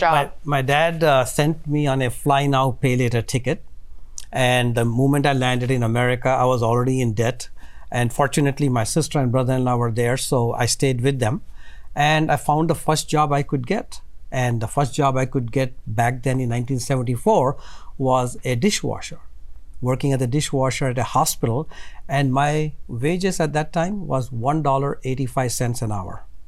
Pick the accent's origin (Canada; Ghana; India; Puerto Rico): India; now in United States; growing up in India